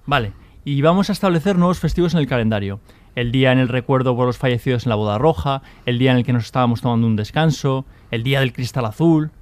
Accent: Basque Country, Spain; soy vasco y he vivido eh, en esos años

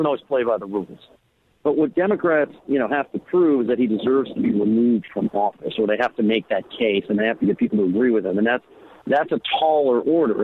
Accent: California, United States; I'm from California

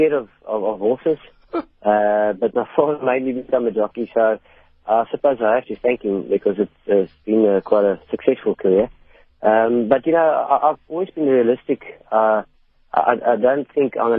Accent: Port Elizabeth, Eastern Cape, South Africa; moved away; I came from Port Elizabeth as well

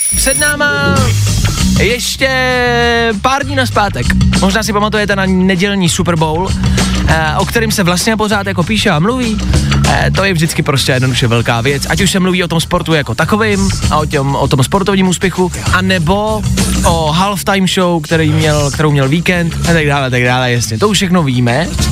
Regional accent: Pilsen, Plzeň Region, Czechia; V Plzni, protože jsem z Plzně, si pamatuju, že se jezdilo u Ježíška

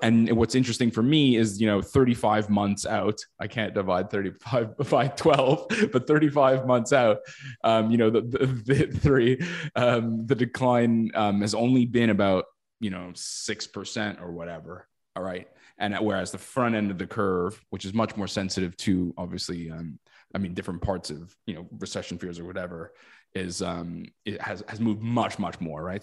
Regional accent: Canada; as a Canadian

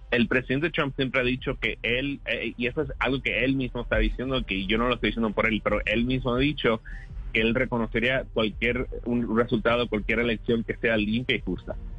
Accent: South Florida, United States; en el sur de la Florida, en particular, que ahí es donde yo nací y me crié

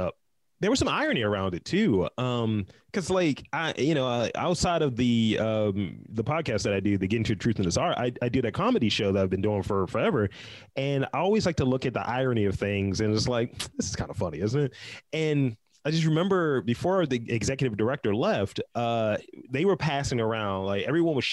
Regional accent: Baltimore, Maryland, United States; I'm from Baltimore, East Side

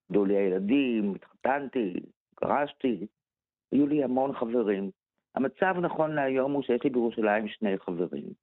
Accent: Jerusalem, Jerusalem District, Israel; עכשיו, אני גדלתי בירושלים ילדים, אה, שגרתי במרכז העיר במהלך אה, שתי אינתיפאדות.

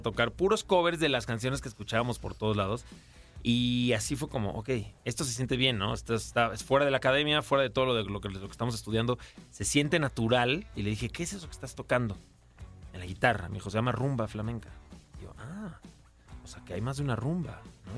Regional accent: Mexico City, Mexico; yo soy de aquí de la Ciudad de México

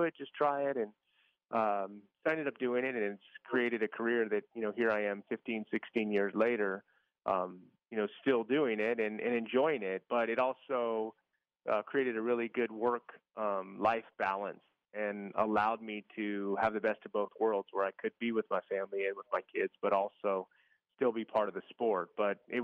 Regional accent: East Bay area, Northern California, United States; I grew up in California, Northern California, in the East Bay area, like east of San Francisco, Oakland

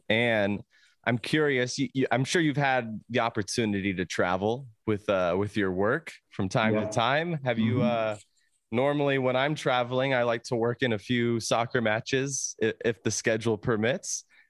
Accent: Vista, California, United States; I grew up in Vista.

